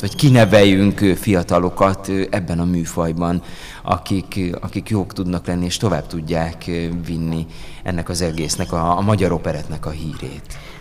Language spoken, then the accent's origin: Hungarian; Győr, Győr-Moson-Sopron, Hungary; én Győrben születtem, ott, ott nőttem fel